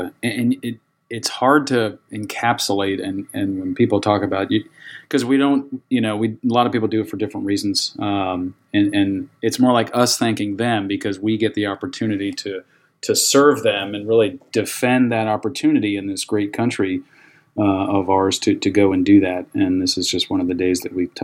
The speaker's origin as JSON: {"language": "English", "region": "Northeast New Jersey", "country": "United States", "tie": "born or raised there", "said": "I grew up in Northeast New Jersey"}